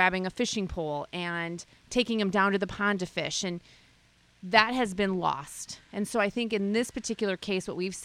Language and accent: English; South Haven, Michigan, United States; South Haven's my hometown